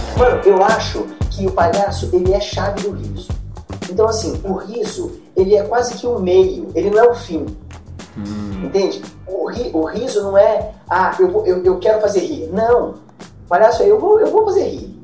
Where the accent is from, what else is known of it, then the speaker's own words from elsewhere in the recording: Brazil; eu sou brasileiro